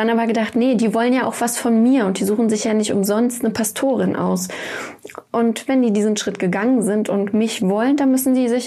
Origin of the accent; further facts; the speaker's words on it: East Germany, Germany; Ja, ich bin so aufgewachsen. Kirche war, also ich komme aus dem Osten